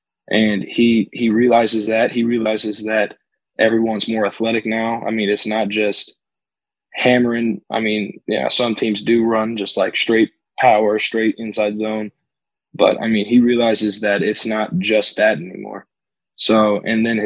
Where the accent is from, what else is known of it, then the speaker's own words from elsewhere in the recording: Northern Indiana, United States; also born or lived in New Palestine, Indiana; I'm from Northern Indiana. I was 2 hours away from Notre Dame's campus